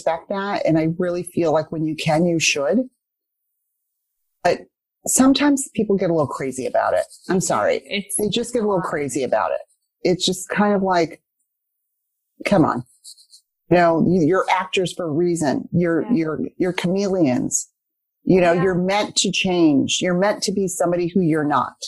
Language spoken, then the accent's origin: English; Detroit, Michigan, United States; when I was born in Detroit, there were not many people that looked like me